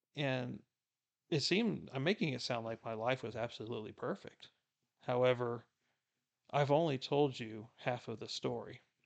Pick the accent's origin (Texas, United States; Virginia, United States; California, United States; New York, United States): Texas, United States; South; I was born and raised in South Texas, right on the border of Mexico